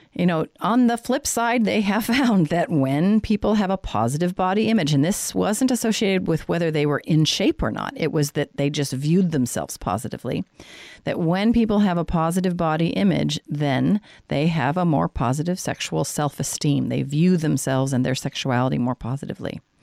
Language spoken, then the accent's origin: English; Colorado, United States; now in San Diego, United States; I grew up in Colorado